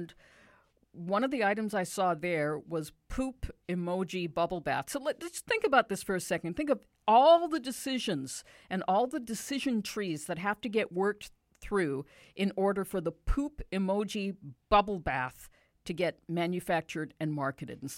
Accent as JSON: {"language": "English", "country": "Canada", "said": "So we thought we're coming from Canada, and the closest thing Canada has to that country kind of scene is Calgary and the Stampede."}